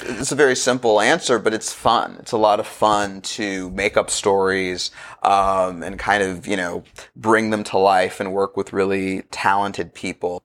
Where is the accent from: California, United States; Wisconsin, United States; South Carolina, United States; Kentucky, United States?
California, United States; Los Angeles; I grew up in Los Angeles around the time of the O J Simpson trial